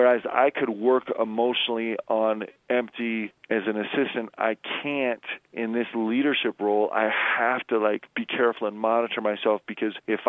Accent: Nebraska, United States; moved away; I was born in Nebraska

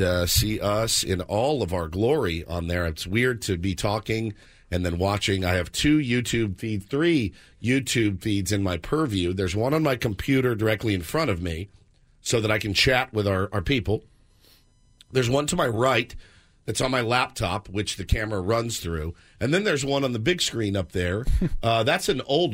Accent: the South, United States; I was from the South

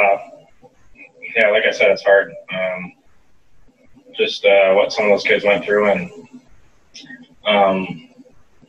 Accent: Oxford, Michigan, United States; born or raised there; moved away

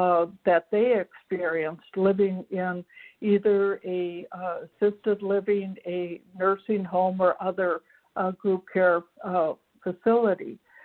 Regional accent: Minnesota, United States; I'm from Minnesota, and I am executive director of a nonprofit here

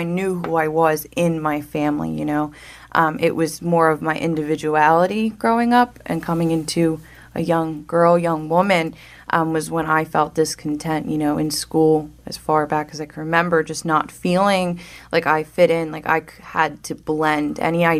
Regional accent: New Jersey, United States; I was born in New Jersey, South Jersey. I went to Rancocas Valley Regional High School in Mount Holly

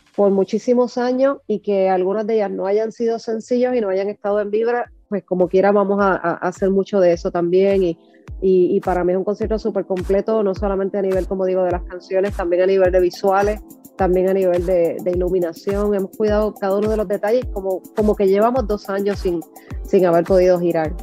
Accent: Puerto Rico; Puerto Rico que es mi, obviamente que, es mi tierra y que, es mi cuna

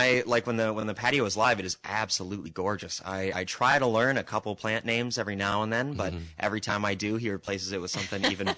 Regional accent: Fenton, Michigan, United States; moved away; So I'm from the east side of the state. So I'm from a town called Fenton.

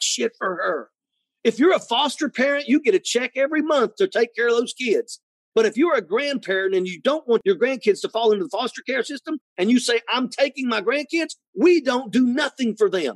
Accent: Logan County, West Virginia, United States; born or raised there

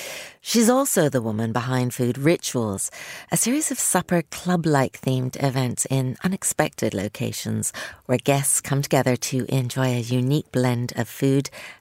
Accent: Canada; even though I was born in Canada, there's no Canadian food culture to talk about. But I go back to my Bohemian, my Czech roots

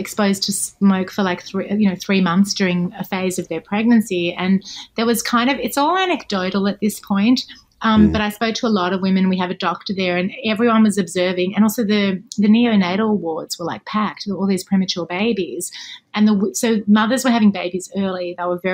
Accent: Melbourne, Victoria, Australia; moved away as an adult; now in Los Angeles, United States; I lived for 34 years in Melbourne, where I'm from.

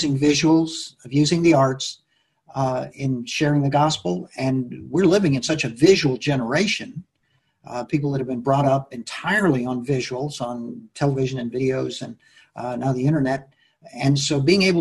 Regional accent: Mexico City, Mexico; I was born and brought up in Mexico City.

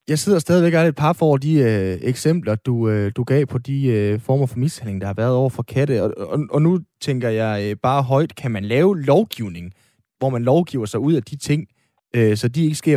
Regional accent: Aalborg, North Denmark Region, Denmark; Jeg er født og opvokset i øh, Aalborg, og bor stadigvæk i Aalborg

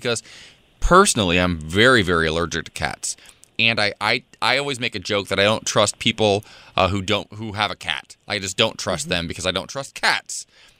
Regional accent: Midwest, United States; I'm from the Midwest. You have a lot of Muellers back home.

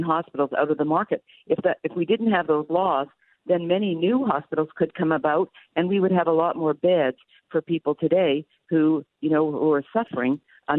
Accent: Canada; now in United States; I'm from Canada

